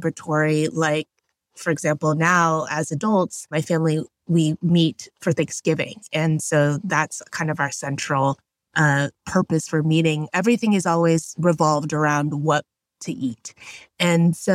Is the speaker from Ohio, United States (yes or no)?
no; Houston, Texas, United States; I grew up in Houston, Texas